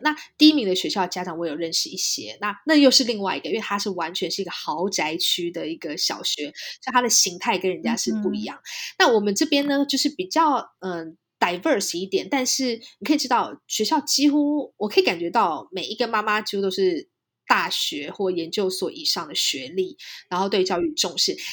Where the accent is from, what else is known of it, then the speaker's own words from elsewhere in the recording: Taiwan; moved away as an adult; now in California, United States; 我们俩是在台湾长大的